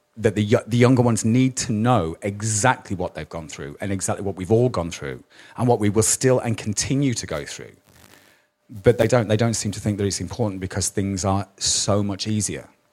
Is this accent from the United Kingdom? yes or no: yes; Birmingham, West Midlands, United Kingdom; I was brought up in Birmingham